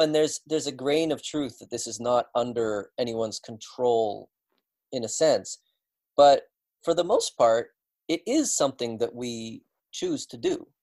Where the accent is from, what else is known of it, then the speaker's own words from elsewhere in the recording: British Columbia, Canada; moved away; also born or lived in Sweden; in British Columbia, where uh, where I was born and grew up